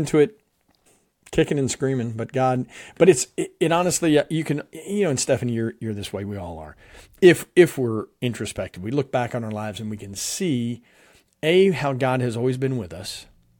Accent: New Jersey, United States; also born or lived in Philadelphia; I'm from the Northeast part of the U.S. I was born in Philadelphia, grew up in South Jersey.

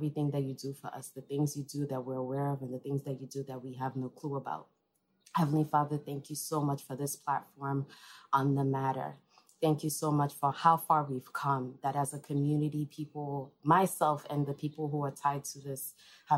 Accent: Enugu, Enugu State, Nigeria; moved away as an adult; now in New York, United States; I was born here in New York, but I actually grew up in Enugu, Nigeria

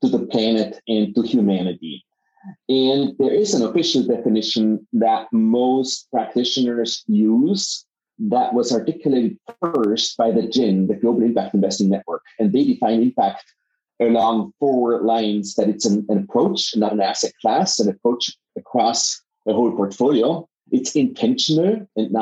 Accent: Innsbruck, Tyrol, Austria; moved away as an adult; also born or lived in Vienna / Silicon Valley; my background is that I am from Innsbruck, Austria

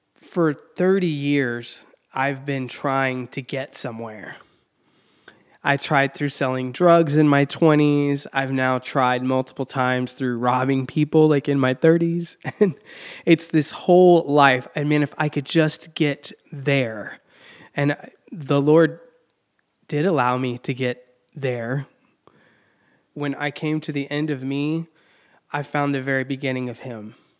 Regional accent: Texas, United States; now in Indiana, United States; where I grew up in Texas

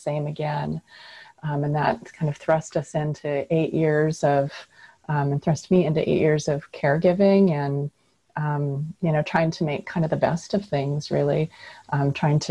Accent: Puget Sound area, Washington, United States; also born or lived in Alaska; I grew up here in the Puget Sound area in the state of Washington

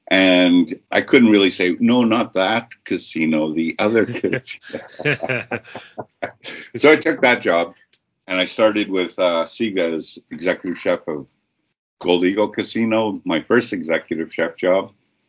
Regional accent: Ottawa, Ontario, Canada; moved away; also born or lived in Toronto / Montreal / Kingston / Victoria; I'm a member of the Peepeekisis First Nation near southern Saskatchewan, near Fort Qu'Appelle. But I was born and raised in Ottawa.

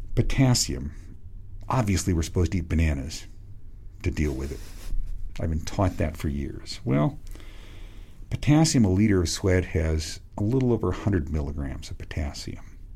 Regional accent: Western Washington State, United States; born or raised there

